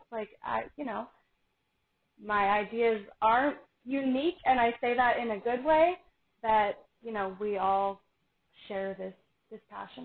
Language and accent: English; Florida, United States; I am born and raised in Florida, but my parents are from Buffalo